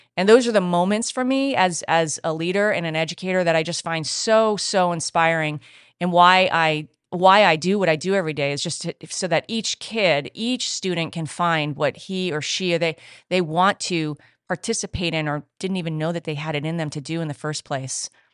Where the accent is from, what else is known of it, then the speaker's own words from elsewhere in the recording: Rhode Island, United States; moved away as an adult; now in California, United States; my home state of Rhode Island